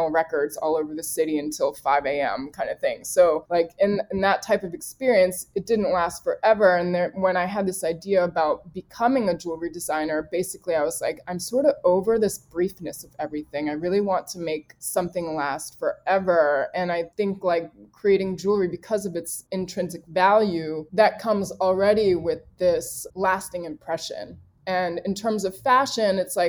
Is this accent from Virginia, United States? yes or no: yes; Richmond, Virginia, United States; now in New York, United States; I grew up in Richmond, Virginia